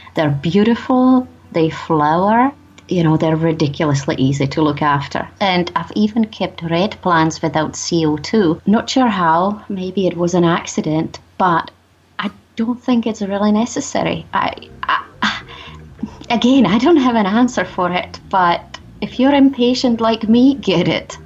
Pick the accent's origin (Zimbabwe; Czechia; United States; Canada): Czechia; now in Scotland, United Kingdom; I live in Scotland, but I'm originally from the Czech Republic